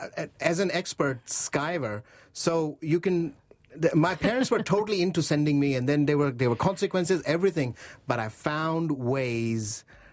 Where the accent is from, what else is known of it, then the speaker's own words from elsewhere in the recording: Pakistan; In Pakistan, yes. So that was the main thing.